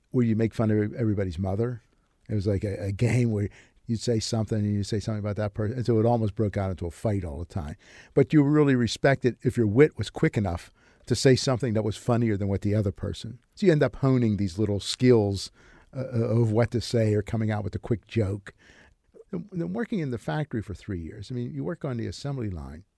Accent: Braddock, Pennsylvania, United States; there's this character I grew up with in Braddock

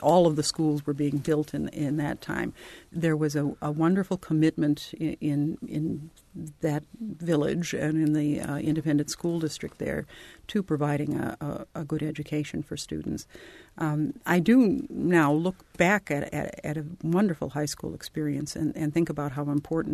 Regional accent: Falcon Heights, Minnesota, United States; now in Bloomington, United States; It was a little village, Falcon Heights, in which I grew up. But I'm from Minnesota originally, as you perhaps can hear slightly

